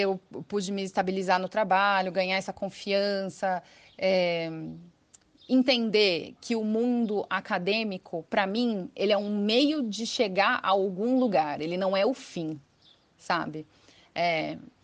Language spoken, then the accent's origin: Portuguese; São Paulo, Brazil; moved away as an adult; now in São Carlos, Brazil; eu não sou daqui, né? Eu sou de São Paulo, eu me mudei para cá em 2007, quando eu entrei na Letras